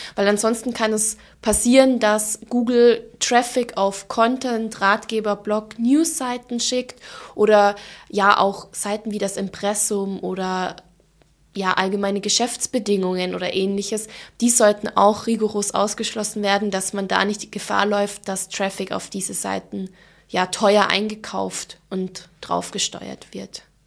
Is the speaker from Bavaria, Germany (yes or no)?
yes; Allgäu, Bavaria, Germany; accent: Allgäu dialect; now in Munich, Germany; wie man vielleicht jetzt auch an ähm, meinem Dialekt ein bisschen hören kann. Ähm, ich komme ursprünglich aus dem Allgäu